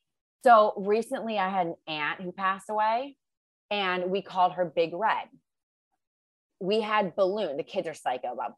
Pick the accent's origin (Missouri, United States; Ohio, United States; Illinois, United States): Ohio, United States; I'm from Ohio